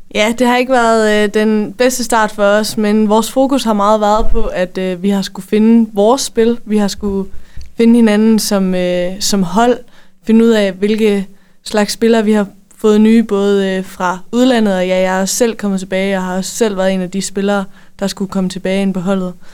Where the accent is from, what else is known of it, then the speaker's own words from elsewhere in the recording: Denmark; som danskere